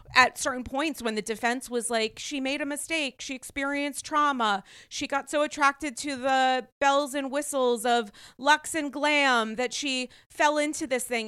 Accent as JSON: {"language": "English", "region": "Rhode Island", "country": "United States", "tie": "born or raised there", "said": "I was raised in Rhode Island"}